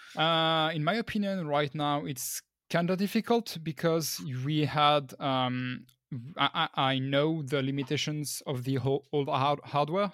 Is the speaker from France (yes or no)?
yes; northern France, France; now in Paris, France; I'm originally from the north of France, but right now I'm working at Dortnod in Paris